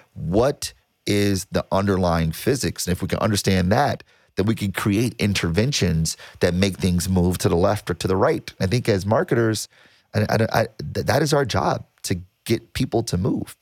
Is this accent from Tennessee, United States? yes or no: no; Detroit, Michigan, United States; I was born and raised in Detroit